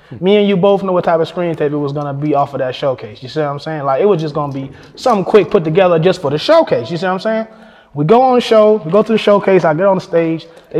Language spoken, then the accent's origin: English; Fayetteville, United States; I'm like, I'm from Fayetteville. He said, so you drove all the way out here? I said, yeah, I drove all the way out here